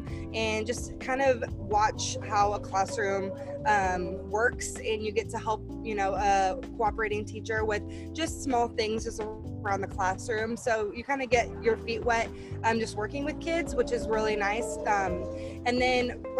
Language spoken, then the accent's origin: English; Manhattan, Kansas, United States; I am actually from Manhattan, Kansas